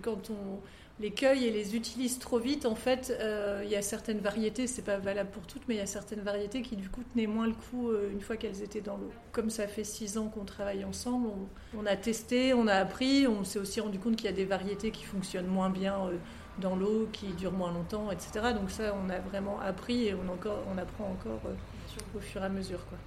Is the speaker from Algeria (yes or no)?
no; France; moved away as an adult; also born or lived in Lille; now in Brussels, Belgium; je suis française et j'habitais à Lille